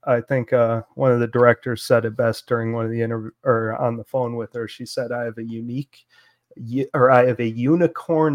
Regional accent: Oscoda, Michigan, United States; moved away; I grew up in Oscoda, up in northern Michigan

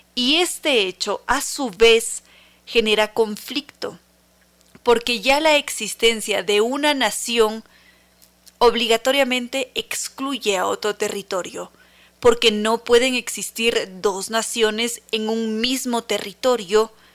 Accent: Ecuador; somos ecuatorianos

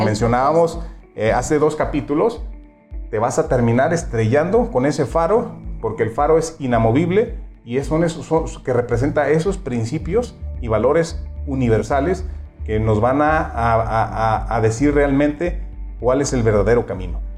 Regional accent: Mexico; nos caracteriza como mexicanos

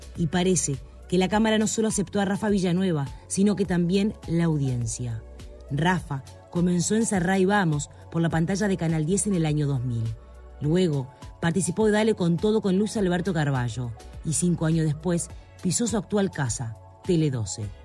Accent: San Carlos, Maldonado, Uruguay; now in Montevideo, Uruguay; Soy de San Carlos

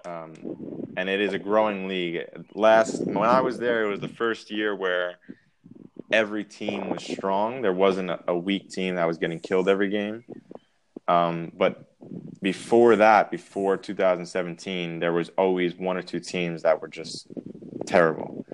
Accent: Massapequa Park, New York, United States; moved away as an adult; also born or lived in Mongolia; now in Hamburg, Germany; I'm from Massapequa Park, New York, uh, Long Island

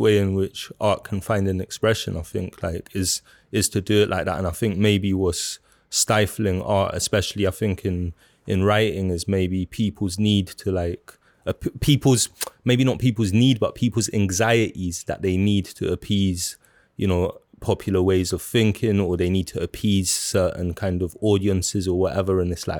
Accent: South Kilburn, London, United Kingdom; growing up in South Kilburn, and like I lived in South Kilburn for you know, about 17, almost 18 years and that.

